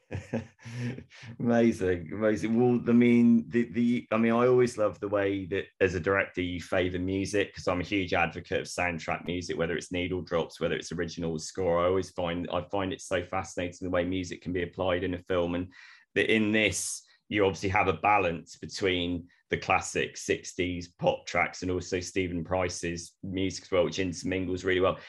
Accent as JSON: {"language": "English", "town": "Torquay", "region": "South West England", "country": "United Kingdom", "also_born_or_lived": "Bristol", "moved": "yes", "said": "I'm a West Country boy, I'm from Devon originally"}